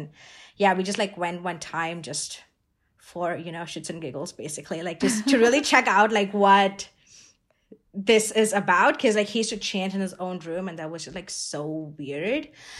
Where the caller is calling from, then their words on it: Boise, Idaho, United States; And I'm calling in from Boise, Idaho, if people don't know where that is from.